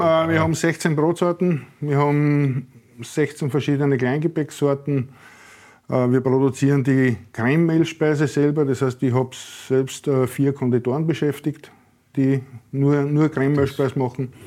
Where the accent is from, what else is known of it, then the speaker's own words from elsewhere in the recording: Neudörfl, Burgenland, Austria; ich bin aus Neudörfel